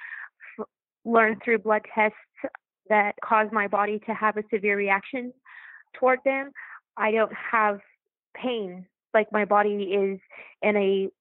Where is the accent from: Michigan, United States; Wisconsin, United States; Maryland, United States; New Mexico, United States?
New Mexico, United States; I came back to my home state of New Mexico